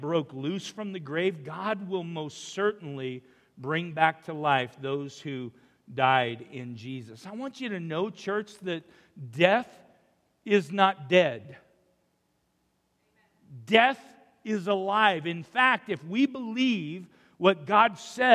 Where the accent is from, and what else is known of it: Umatilla, Oregon, United States; born or raised there; now in Rupert, United States